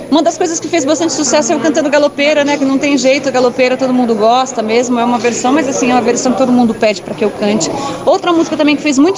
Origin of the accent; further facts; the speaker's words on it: São Paulo, Brazil; Eu sou de São Brasil? Paulo, capital, nascida no Ipiranga.